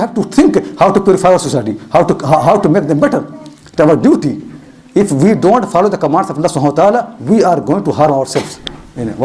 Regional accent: India; moved away; I am from India, and I know Bombay

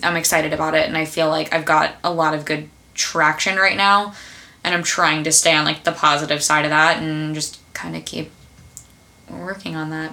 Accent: United States; I grew up right outside of New York

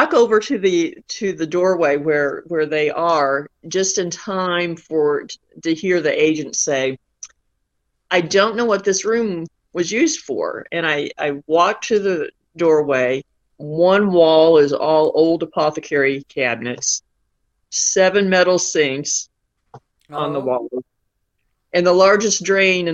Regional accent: Southwest Missouri, United States; I grew up on a farm in Southwest Missouri

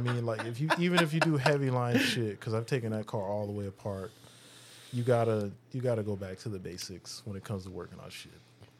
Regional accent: Texas, United States; born or raised there; now in California, United States

